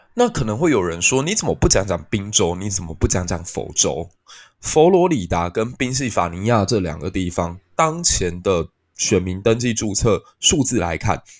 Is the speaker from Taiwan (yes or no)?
yes; Taiwan; 我们台湾人生活得其实有点安逸